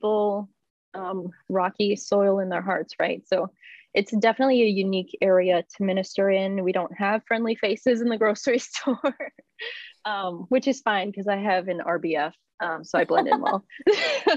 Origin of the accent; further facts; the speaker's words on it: Lynn, Massachusetts, United States; I grew up in Lynn, Massachusetts, after moving to the United States